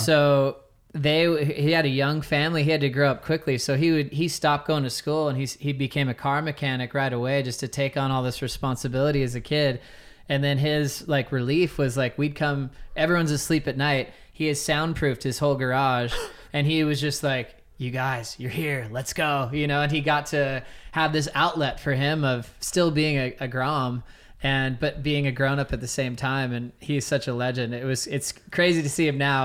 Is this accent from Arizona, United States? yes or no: no; Honolulu, Hawaii, United States; moved away; also born or lived in California; I was born in California, and then I moved to Hawaii when I was six, five or six, and then we uh, we're right in Manoa, uh, the Manoa Valley, which is really close to Waikiki